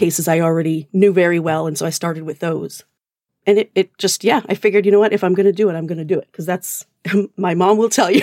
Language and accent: English; Alberta, Canada; accent: Canadian; now in New Jersey, United States; I'm actually originally Canadian. Um, I grew up in Alberta, but I've lived in New Jersey for the past, uh, twenty years, so it's probably a weird amalgamation.